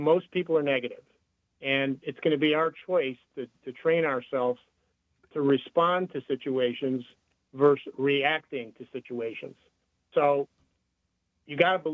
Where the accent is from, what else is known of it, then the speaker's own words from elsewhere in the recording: Connecticut, United States; when I grew up in Connecticut in an Italian family